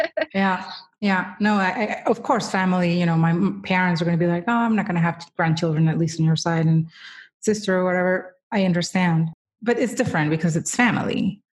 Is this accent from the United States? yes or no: no; Colombia; moved away; I was born in the third largest city in Colombia